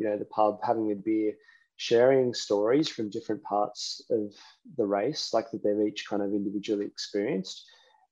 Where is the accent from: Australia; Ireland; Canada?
Australia; Queensland